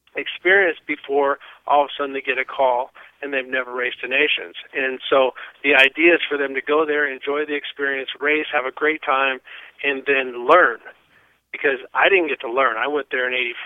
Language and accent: English; El Cajon, California, United States; I grew up in El Cajon